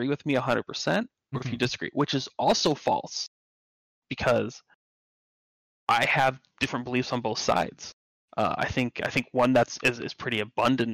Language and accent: English; Utah, United States; moved away; I come from Utah, which is super religious